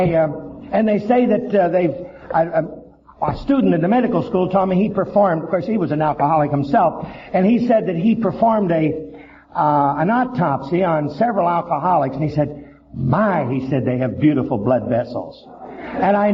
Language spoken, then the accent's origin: English; Johnstown, Pennsylvania, United States; I was born in Johnstown, Pennsylvania, and I came from a steel town. Coal mines, steel mills. My father worked in the steel mill, and my father drank heavily, as most steel workers do, most coal miners. I grew up in this hard-drinking